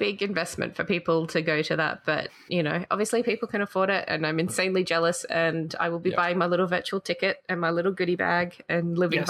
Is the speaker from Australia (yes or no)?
yes; Australia